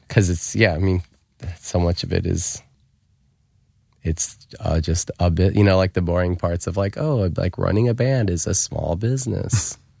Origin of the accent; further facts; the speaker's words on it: United States; I grew up in America